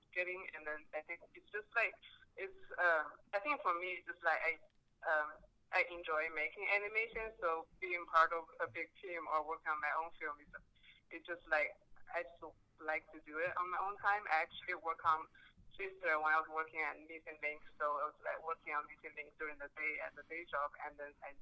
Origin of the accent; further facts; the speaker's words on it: China; moved away; I was born and raised in China in the 90s.